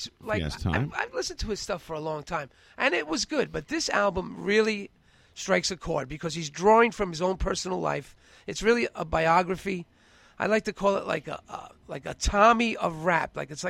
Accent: New York City, New York, United States; also born or lived in Queens; I grew up in Bushwick, and I went back and taught there for 10 years.

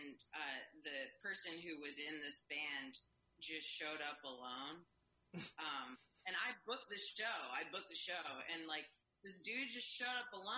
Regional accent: Texas, United States; I'm from Texas

